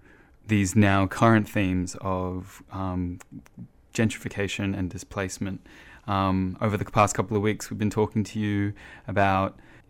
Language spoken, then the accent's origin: English; Sydney, New South Wales, Australia; seeing as we grew up in Redfern.